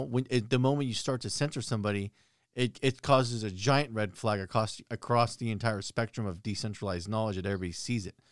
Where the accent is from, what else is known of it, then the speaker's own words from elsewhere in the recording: United States; As an American